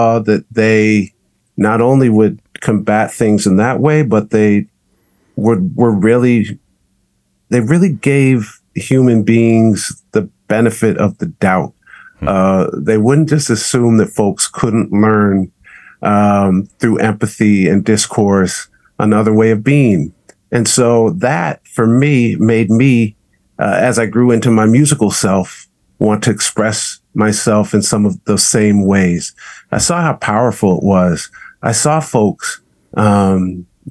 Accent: Southern California, United States; here in Southern California, giving birth to me

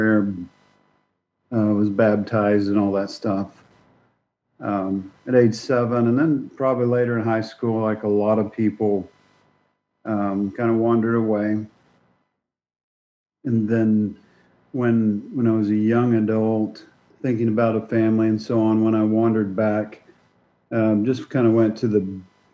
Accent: Oklahoma, United States; moved away as an adult; also born or lived in Dallas-Fort Worth; now in Missouri, United States; I grew up in Oklahoma

